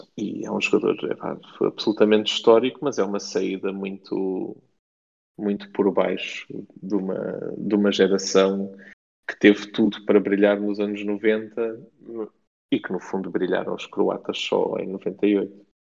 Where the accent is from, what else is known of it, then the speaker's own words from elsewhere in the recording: Faro, Algarve, Portugal; eu cresci em Faro